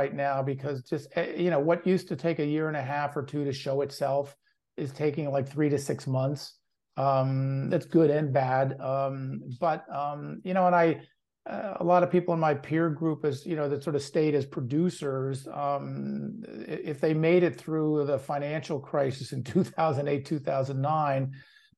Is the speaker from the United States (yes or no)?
yes; Pennsylvania, United States; moved away as an adult; also born or lived in Milwaukee, Wisconsin / New York City / Los Angeles; I grew up in Pennsylvania